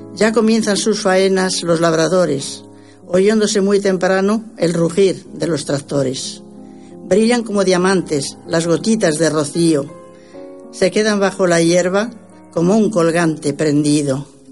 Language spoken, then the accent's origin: Spanish; Castilla-La Mancha, Spain; moved away; Qué hermosa tierra manchega, lugar donde yo nací